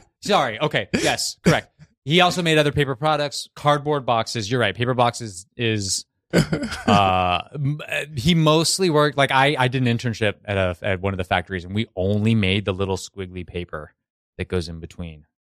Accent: Montana, United States; also born or lived in Arizona / Georgia / Florida; The short answer is Montana and Florida. The longer answer is I was born in Arizona, then I grew up in Montana, then Georgia, then Florida.

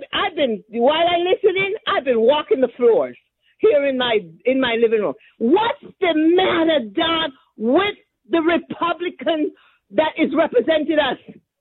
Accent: Massachusetts, United States; moved away as an adult; now in Darlington, United States; I'm originally from Massachusetts. I moved 2.5 years to Darlington, South Carolina.

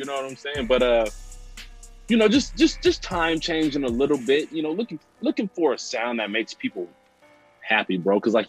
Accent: Brooklyn, New York, United States; You know, we grew up in the Brook together.

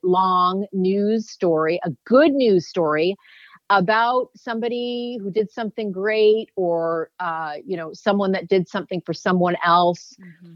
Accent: Canada; I grew up in Canada.

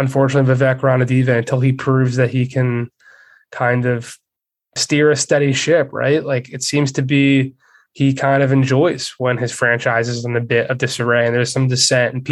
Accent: Philadelphia, Pennsylvania, United States; I'm from Philly

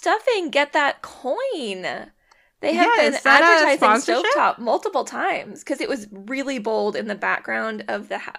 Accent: Seattle, Washington, United States; moved away; I'm from Seattle

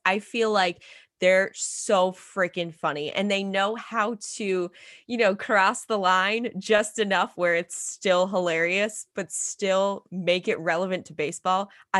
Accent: Rochester, New York, United States; now in Syracuse, United States; they're going to be in my hometown of Rochester

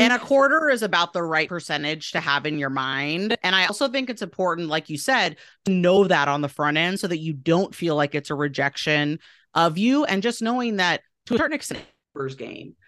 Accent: Portland, Oregon, United States; moved away as an adult; also born or lived in East Coast; now in Boise, United States; my hometown of Portland, Oregon

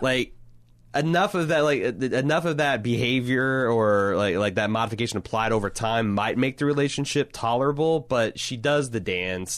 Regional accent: Indiana, United States; the small towns I grew up in Indiana

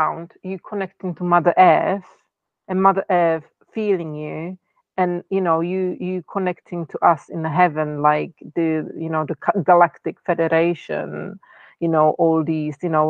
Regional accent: Czechia; first language Czech; English is a second language; moved away; I'm from Czech Republic

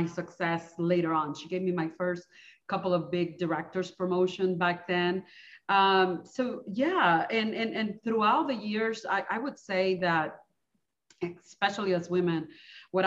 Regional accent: Dominican Republic; moved away as an adult; now in United States; I am originally from the Dominican Republic.

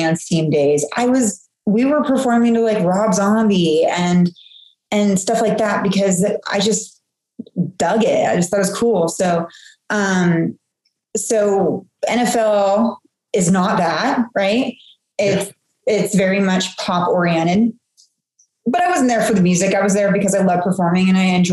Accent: Seattle, Washington, United States; moved away; also born or lived in Hawaii / Georgia; I'm kind of a little bit of a globetrotter. I grew up in the Seattle area

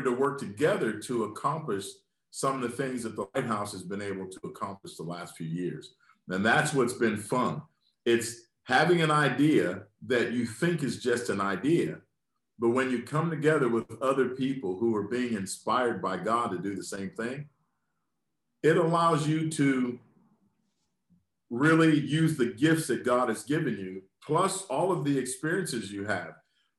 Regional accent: Lynchburg, Virginia, United States; having my mindset that was birthed in my hometown, in a large family, that sense of community. And how if Lynchburg was going to be made better

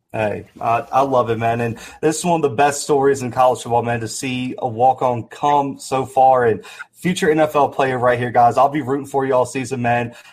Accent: Mobile, Alabama, United States; I'm from Alabama as well. I'm down from Mobile.

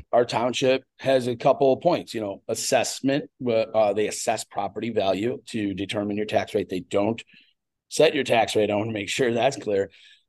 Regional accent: Lake Forest, Illinois, United States; also born or lived in Knollwood, Lake Bluff, Illinois; I grew up in Lake Forest. And, my parents moved away, or my mom moved away young. And I lived in Knollwood from 15 on.

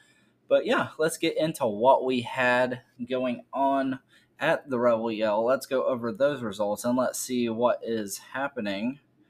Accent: Forsyth, Georgia, United States; And then Jacob Bright from my hometown. I grew up in Forsyth.

